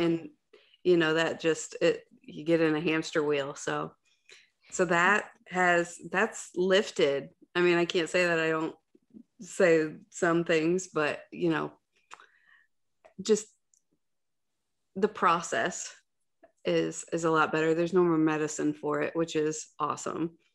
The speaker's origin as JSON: {"language": "English", "region": "Ohio", "country": "United States", "said": "I'm from Ohio"}